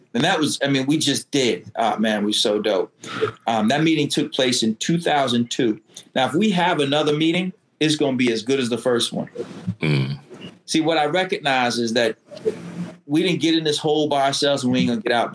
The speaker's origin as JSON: {"language": "English", "region": "Connecticut", "country": "United States", "said": "I'm African American and I'm from Connecticut"}